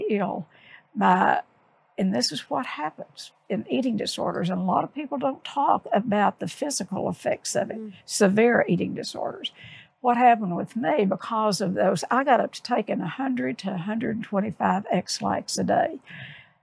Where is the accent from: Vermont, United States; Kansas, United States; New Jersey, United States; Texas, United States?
Texas, United States; Odessa; I grew up in Odessa